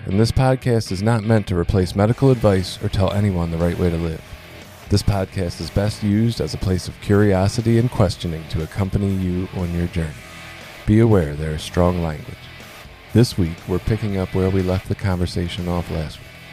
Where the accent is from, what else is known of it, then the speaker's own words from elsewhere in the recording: Baltimore, Maryland, United States; I grew up in Baltimore